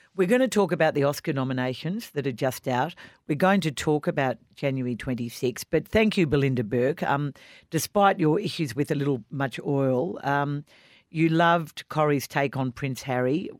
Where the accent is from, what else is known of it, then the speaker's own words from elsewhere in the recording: Australia; as an Australian